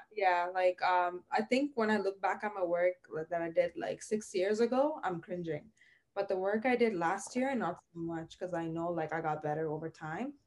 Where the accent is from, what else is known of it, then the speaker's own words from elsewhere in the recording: Sri Lanka; moved away as an adult; also born or lived in Toronto, Canada; now in Scarborough, Canada; I was born and raised in Sri Lanka